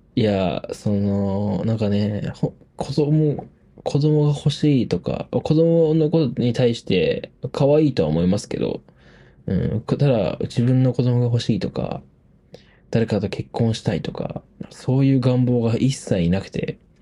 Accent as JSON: {"language": "Japanese", "region": "Hokkaido", "country": "Japan", "tie": "born or raised there", "moved": "as an adult", "lives_now": "Tokyo, Japan", "said": "出身は北海道です。"}